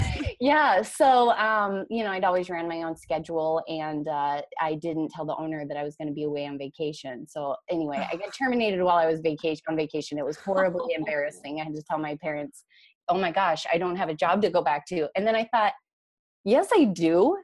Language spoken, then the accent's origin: English; Idaho, United States; moved away as an adult; also born or lived in Minneapolis–St. Paul, Minnesota; now in Minneapolis, United States; I grew up in Idaho